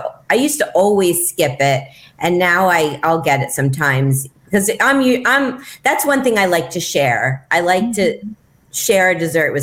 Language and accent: English; Miami, Florida, United States; moved away; also born or lived in Michigan; I grew up in Miami